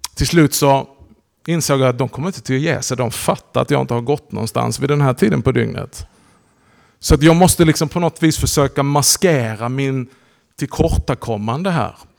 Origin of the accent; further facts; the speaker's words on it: Hörby, Skåne, Sweden; moved away as an adult; also born or lived in Höör; now in Malmö, Sweden; jag är uppväxt här i krokarna. Jag är född i Hörby. Har levt stora delar av mitt liv i Hör